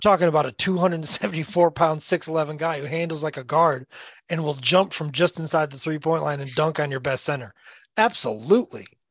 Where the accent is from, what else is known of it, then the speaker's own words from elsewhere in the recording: the South, United States; I grew up playing basketball in the South